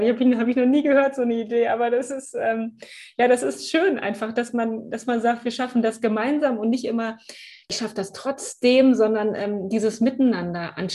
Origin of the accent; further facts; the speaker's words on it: Münster, North Rhine-Westphalia, Germany; Ja, und ich komme ja aus Münster, das ist ja die Fahrradstadt schlechthin.